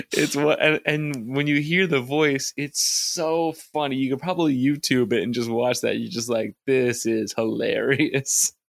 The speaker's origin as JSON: {"language": "English", "town": "New York City", "region": "New York", "country": "United States", "tie": "born or raised there", "said": "us growing up in New York City"}